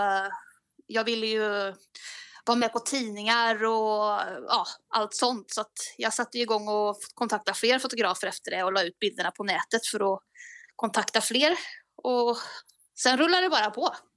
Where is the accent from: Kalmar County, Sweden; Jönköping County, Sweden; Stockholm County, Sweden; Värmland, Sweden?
Värmland, Sweden; Bäckhammar; allra första början så är det Bäckhammar. Det ligger två mil utanför Kristinehamn i Värmland.